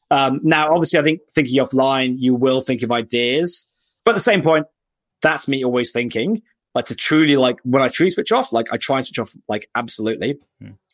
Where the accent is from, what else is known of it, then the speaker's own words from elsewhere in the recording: United Kingdom; now in Australia; I'm British. I moved to Australia so I could um, disappear off the radar completely.